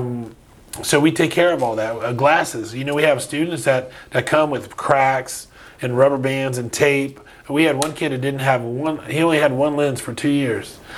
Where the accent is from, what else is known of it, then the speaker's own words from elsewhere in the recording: Umatilla, Florida, United States; also born or lived in Miami, Florida; a Cuban kid coming up from Miami and moving into the Scrubs was a huge, huge eye opener